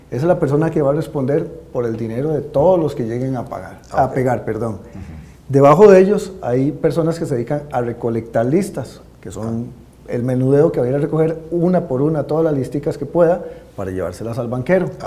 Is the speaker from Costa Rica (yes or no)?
yes; Cartago, Costa Rica